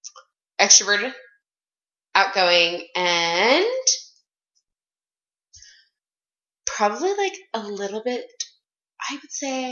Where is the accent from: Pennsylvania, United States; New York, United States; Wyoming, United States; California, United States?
Wyoming, United States; Casper; moved away; I'm from Casper, Wyoming.